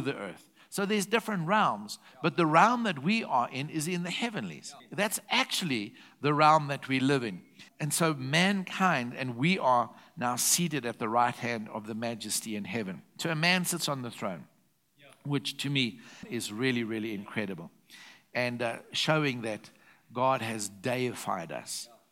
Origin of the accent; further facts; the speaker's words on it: South Africa; I'm a South African national, but I'm a citizen of heaven